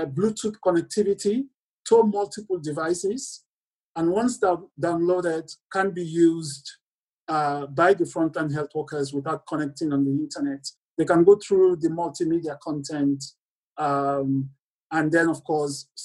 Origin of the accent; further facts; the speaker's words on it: Lungi, Sierra Leone; moved away as an adult; also born or lived in United Kingdom; I grew up in Sierra Leone on the coastline in Lunga, where the international airport is